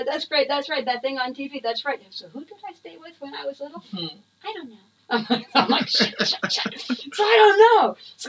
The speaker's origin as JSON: {"language": "English", "region": "Florida", "country": "United States", "said": "I'm from Florida."}